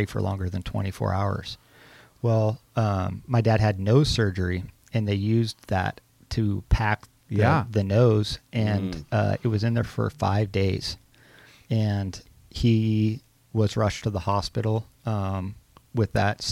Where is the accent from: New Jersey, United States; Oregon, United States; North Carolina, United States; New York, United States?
Oregon, United States; Grants Pass; now in Newberg, United States; I grew up in Grants Pass, Oregon, Southern Oregon